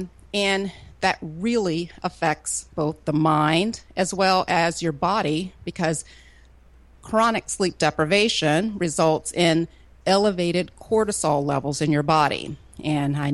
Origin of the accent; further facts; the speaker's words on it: Florida, United States; now in Atlanta, United States; I grew up in Florida